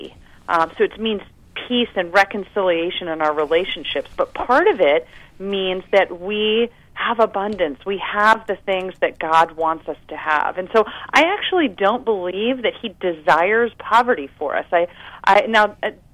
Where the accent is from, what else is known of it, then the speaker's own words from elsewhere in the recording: United States; I was born right outside of Washington, D.C.